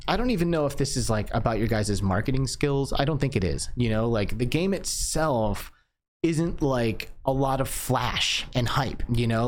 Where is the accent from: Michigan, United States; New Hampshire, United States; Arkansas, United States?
Michigan, United States; moved away; I grew up in Michigan